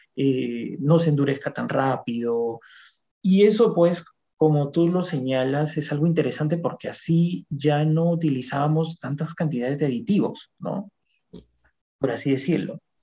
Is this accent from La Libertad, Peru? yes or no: no; Lambayeque, Peru; moved away as an adult; also born or lived in Lima; Cuando vine de provincia, yo soy de Lambayeque, del departamento de Lambayeque, vine a Lima, a la Universidad Agraria, a estudiar mi maestría